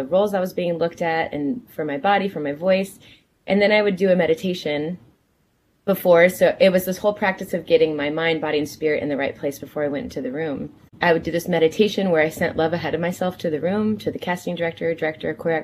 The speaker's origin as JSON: {"language": "English", "region": "New Jersey", "country": "United States", "tie": "born or raised there", "said": "I was born in New Jersey."}